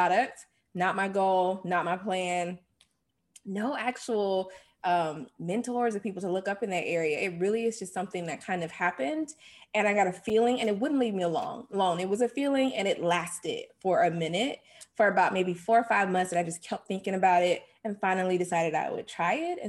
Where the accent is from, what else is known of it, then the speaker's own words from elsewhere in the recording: Jacksonville, Florida, United States; I'm from Jacksonville, Florida.